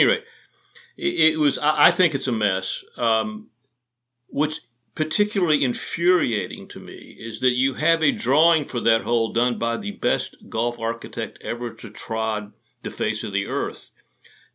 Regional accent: Athens, Georgia, United States; I grew up in Athens, Georgia

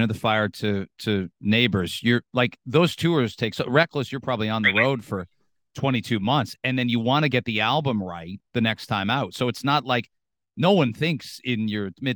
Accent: London, Ontario, Canada; now in Toronto, Canada; I grew up in London

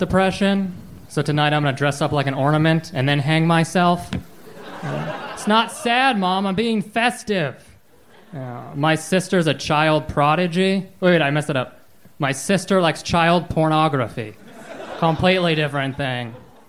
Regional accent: Seattle, Washington, United States

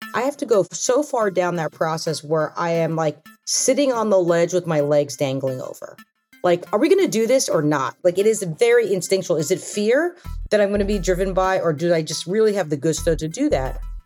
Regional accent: Long Island, New York, United States; I grew up on Long Island actually, and I had parents who immigrated here

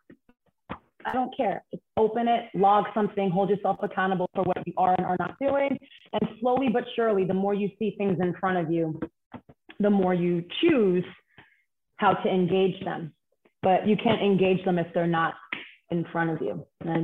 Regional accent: New York City, New York, United States; I grew up in Bedside, Brooklyn.

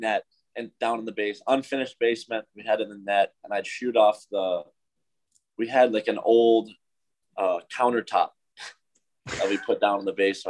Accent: Madison, Wisconsin, United States; Yeah, really normal. I think there's a lot going on. Obviously, hockey was, you know, pretty big in Wisconsin

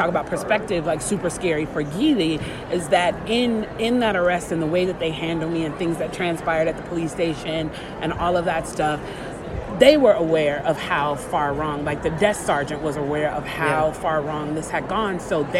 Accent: Chicago, Illinois, United States; I grew up in Chicago where they like go all out and like dye the river green.

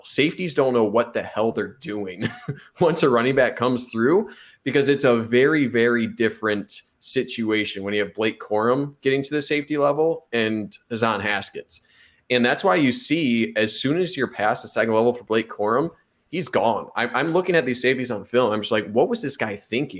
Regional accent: Monroe, Michigan, United States; Monroe, Michigan, my hometown

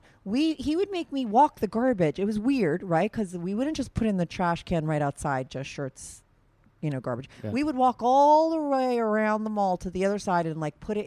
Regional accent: Paramus, New Jersey, United States; I'm from Paramus

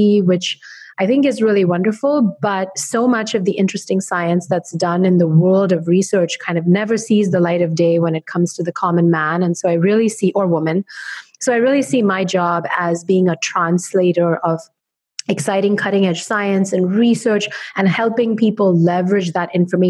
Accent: India; moved away as an adult; now in New York City, United States; I live in New York City in Brooklyn. I love it, but I'm originally from India. I grew up in India for the first 18 years of my life, and I came over to the US to study for undergrad and grad school

